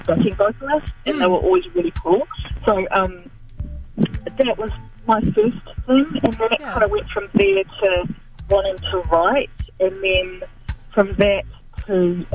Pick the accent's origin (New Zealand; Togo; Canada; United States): New Zealand; Gisborne; I was born and bred in Gisborne